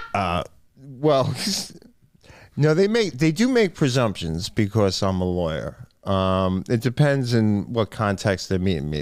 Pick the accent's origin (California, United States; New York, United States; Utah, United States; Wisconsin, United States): New York, United States; Island Park; It was a very nice place to grow up